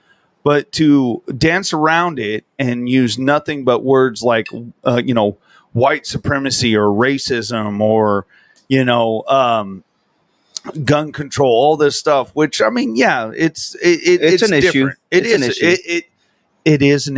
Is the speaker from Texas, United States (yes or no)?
yes; Del Rio, Texas, United States; I grew up on Del Rio, Texas. Look it up on the map. Fucking Mexico's right goddamn there.